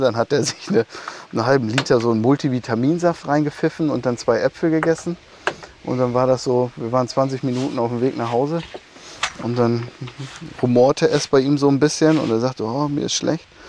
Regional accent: Emsland, Lower Saxony, Germany; bei uns im Emsland, auf diesen sandigen Böden

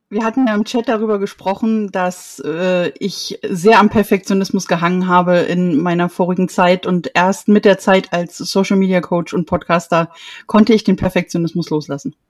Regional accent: Erfurt, Thuringia, Germany; ich komme aus Erfurt

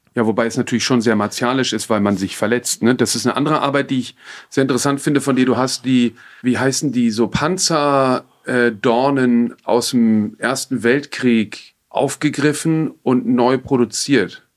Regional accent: Frankfurt, Hesse, Germany; Ich bin in Frankfurt groß geworden

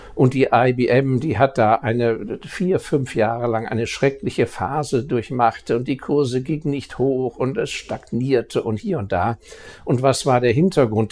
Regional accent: Baden-Württemberg, Germany; Ich als äh, Badener

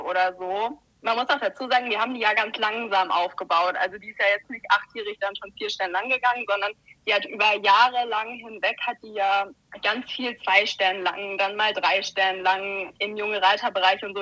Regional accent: Heidelberg, Baden-Württemberg, Germany; moved away; ich komme ursprünglich aus Heidelberg

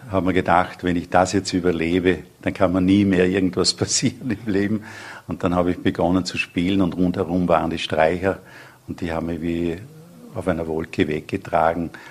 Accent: Feldkirch, Vorarlberg, Austria; moved away; Ja, Feldkirch ist mein Heimatort. Ja, da lebt auch meine, meine Brüder.

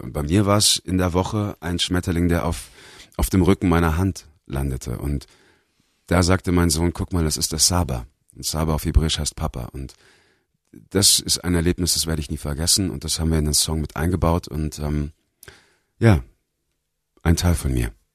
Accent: Bavaria, Germany; moved away as an adult; also born or lived in Los Angeles, United States / Australia; Bayern ist mein Zuhause

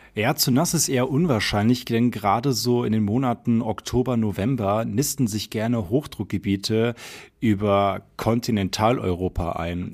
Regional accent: near Frankfurt, Hesse, Germany; now in Munich, Germany; ich komme ja gebürtig aus Hessen und zwar aus der Nähe von Frankfurt

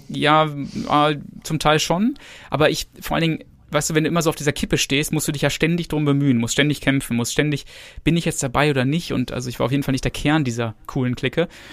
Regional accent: Gütersloh, North Rhine-Westphalia, Germany; ich bin in Gütersloh geboren. Ähm, also das ist in der Nähe von Bielefeld

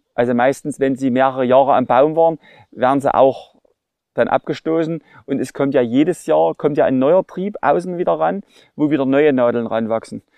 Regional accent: Ore Mountains, Saxony, Germany; hier bei uns im Erzgebirge

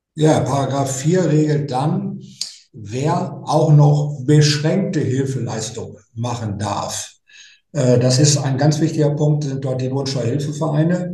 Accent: North Rhine-Westphalia, Germany; ich komme ja aus, aus Westfalen, Ostwestfalen

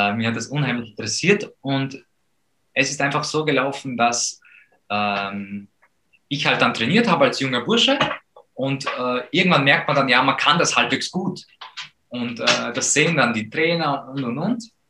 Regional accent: Poland; wir sind aufgewachsen in Polen und mein Vater war dort schon Profi von meiner Geburt aus.

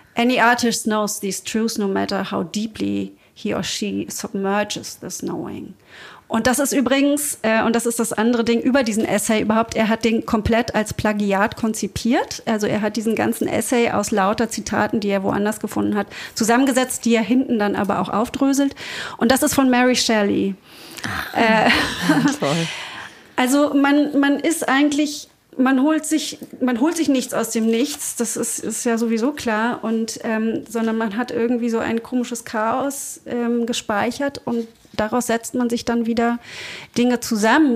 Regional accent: Berlin, Germany; Also ich bin sehr katholisch aufgewachsen in Berlin

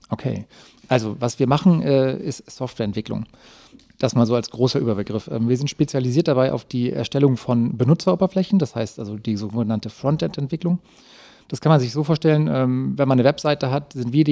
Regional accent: Flensburg, Schleswig-Holstein, Germany; Bin gebürtiger Flensburger und habe da oben halt auch äh, in einem kleinen Dorf nebenbei

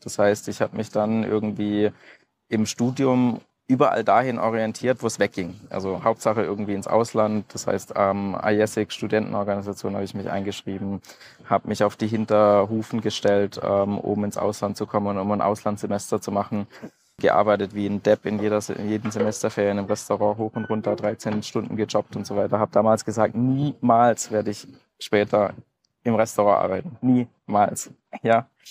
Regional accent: Bad Wimpfen, Baden-Württemberg, Germany; ich bin aufgewachsen in Süddeutschland, Bad Wimpfen, kleines Dorf am Neckar

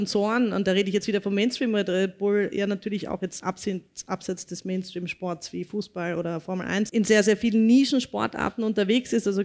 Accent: Vienna, Austria; groß Goschert, sagt man bei uns in Wien

